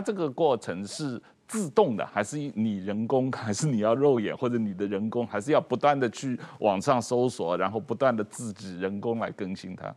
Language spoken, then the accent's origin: Chinese; China; moved away; 小时候都是在中国长大的